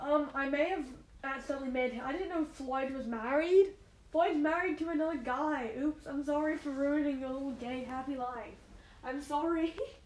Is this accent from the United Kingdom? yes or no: yes; United Kingdom; You can tell who I am because I'm British, kind of.